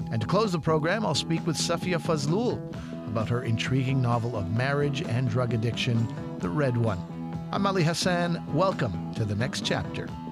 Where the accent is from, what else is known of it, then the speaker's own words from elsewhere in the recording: Montreal, Quebec, Canada; my hometown of Montreal